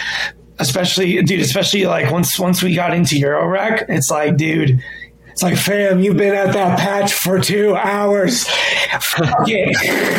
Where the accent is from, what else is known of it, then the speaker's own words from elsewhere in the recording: United States; I didn't grow up in Lebanon. I was born in America